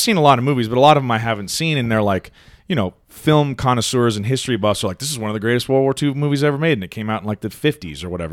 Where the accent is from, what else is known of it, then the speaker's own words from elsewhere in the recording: United States; as an American citizen